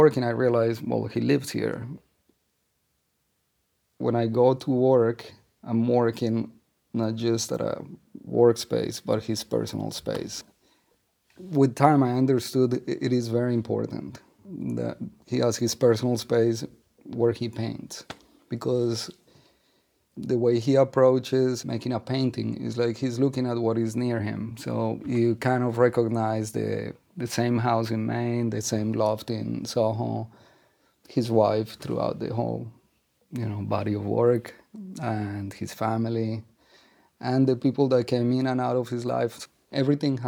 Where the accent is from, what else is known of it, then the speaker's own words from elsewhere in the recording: Colombia; moved away as an adult; now in New York, United States; I come from Colombia. I arrived in New York in 1989.